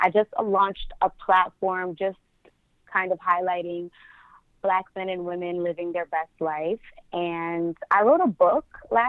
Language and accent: English; Westchester, New York, United States; I'm from New York. I'm from Westchester